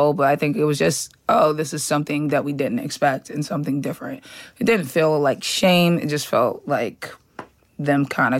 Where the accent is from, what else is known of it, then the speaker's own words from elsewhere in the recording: Boston, Massachusetts, United States; I'm from Boston.